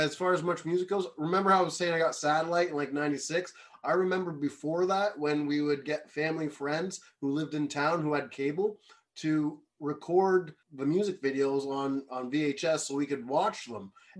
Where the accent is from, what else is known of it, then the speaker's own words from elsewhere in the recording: Kingston, Ontario, Canada; I'm from Kingston